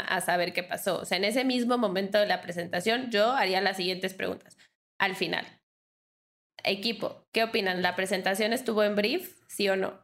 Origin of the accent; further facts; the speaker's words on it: Mexico; soy mujer, soy mexicana